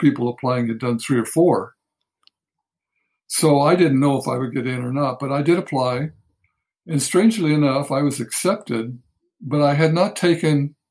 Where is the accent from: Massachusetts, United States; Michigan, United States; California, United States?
California, United States; Los Angeles; I grew up in Los Angeles, a big city